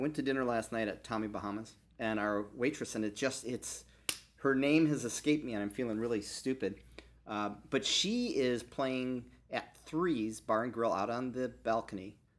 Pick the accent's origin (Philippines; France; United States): United States; Joliet, Illinois; moved away as an adult; now in Maui, United States; I grew up in the Midwest in Joliet